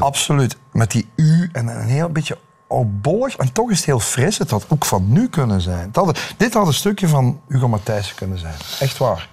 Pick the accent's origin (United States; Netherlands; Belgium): Belgium